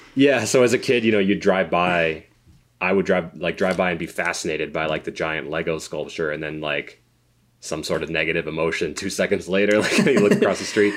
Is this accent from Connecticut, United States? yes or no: yes; Connecticut, United States; we're from, uh, we grew up in Connecticut.